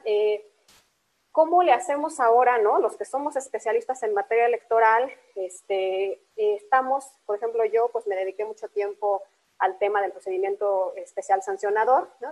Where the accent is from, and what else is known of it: Mexico